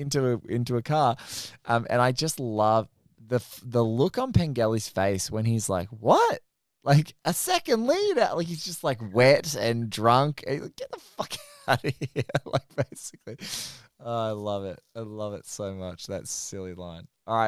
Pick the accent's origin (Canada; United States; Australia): Australia; That's the first time I'd heard shake and bake as an Australian.